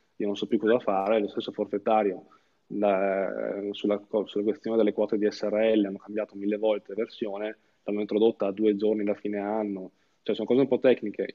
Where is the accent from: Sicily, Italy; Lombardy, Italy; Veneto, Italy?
Veneto, Italy; Verona; io sono di Verona